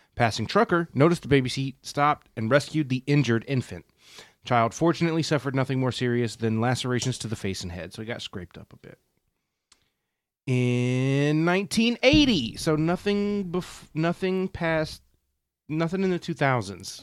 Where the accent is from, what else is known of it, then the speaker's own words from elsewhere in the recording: Jacksonville, Florida, United States; I grew up in Florida, in Jacksonville